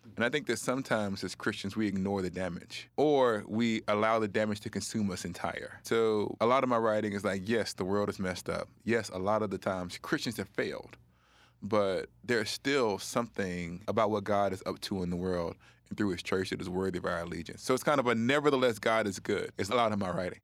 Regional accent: the South, United States; I was a black person growing up in the South, experiencing poverty and racism.

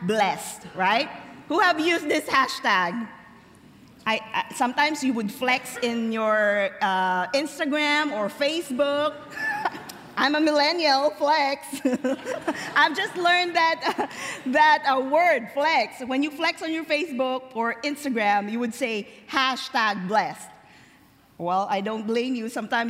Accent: Philippines; I was born and raised in the Philippines to a very poor family

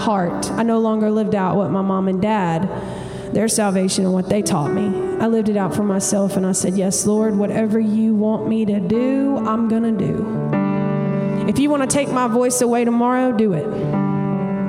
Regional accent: Montgomery, Alabama, United States; now in Nashville, United States; I'm originally from Montgomery, Alabama

